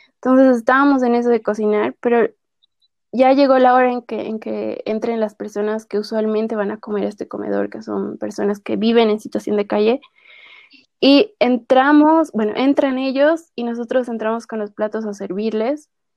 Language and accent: Spanish; La Paz, Bolivia; Yo soy de La Paz, que es la sede de gobierno de, mi país